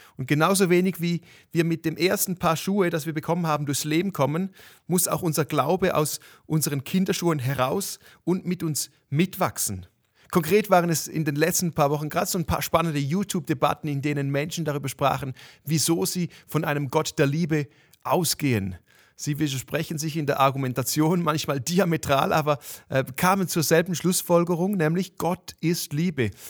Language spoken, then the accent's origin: German; Switzerland; für mich als Schweizer